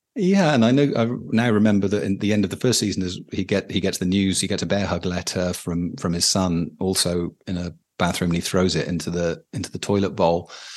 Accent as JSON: {"language": "English", "country": "United Kingdom", "said": "as a British person"}